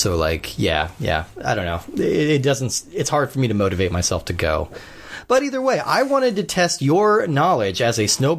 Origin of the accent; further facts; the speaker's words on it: Colorado, United States; I grew up in Colorado, so I've skied quite a bit.